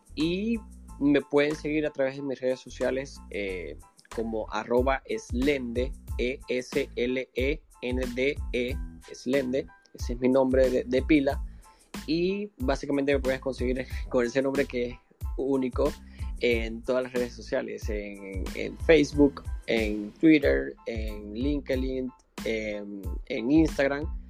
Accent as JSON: {"language": "Spanish", "country": "Venezuela", "moved": "as an adult", "lives_now": "Panama", "said": "soy venezolano, tengo siete años acá en Panamá"}